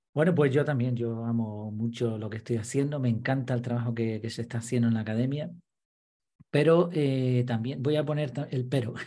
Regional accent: Madrid, Community of Madrid, Spain; now in Gran Canaria, Spain; nací en Madrid, llevo un montón de años viviendo en Gran Canaria

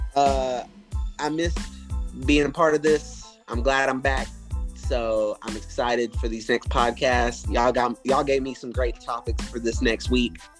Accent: the South, United States; accent: country twang; I was born raised in the South

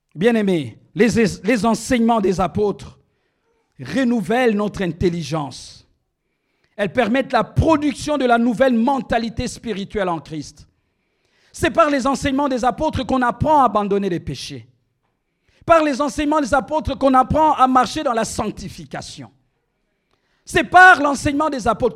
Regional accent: DR Congo; moved away; also born or lived in Rabat, Morocco; dans mon pays, on n'utilise pas le lingala ou le chiluba

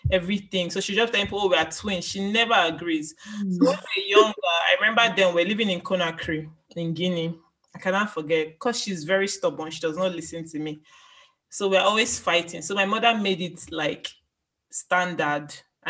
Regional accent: Nigeria; now in United Kingdom; An Igbo girl. I'm from Nigeria. I'm a doctor in the UK.

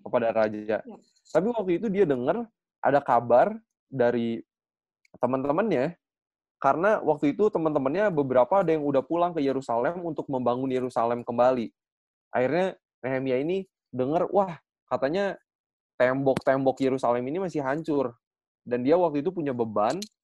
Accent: Bandung, West Java, Indonesia; saya asli dari Bandung

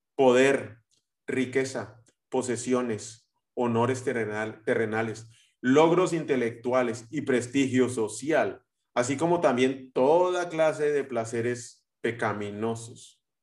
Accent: Guatemala; los guatemaltecos vamos a México eh, y, empezamos a terminar o terminamos hablando como, como los mexicanos

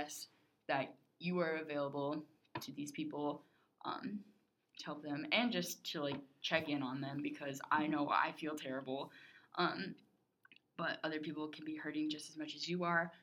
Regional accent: United States; as an American

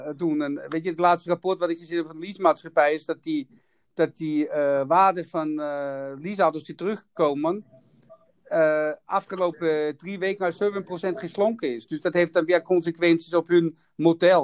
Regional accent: Austria; Dutch is a second language; moved away; ik kom uit Oostenrijk

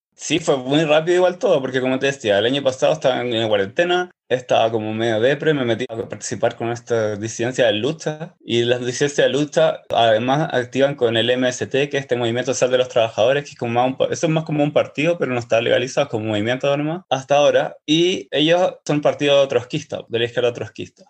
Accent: Santiago, Santiago Metropolitan Region, Chile; also born or lived in Pedro Aguirre Cerda; nací en el año 82 en la comuna de Pedro Aguirre Cerda. Ahí viví como hasta los 8 o 9 años y me fui a vivir a Macul, cuando mis papás se separaron. En Macul como que viví caleta de años, viví como 20

